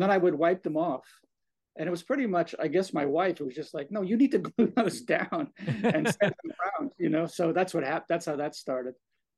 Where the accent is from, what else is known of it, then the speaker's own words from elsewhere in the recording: Orefield, Pennsylvania, United States; I grew up in Orfield. I walk, Parkland was like a walk away.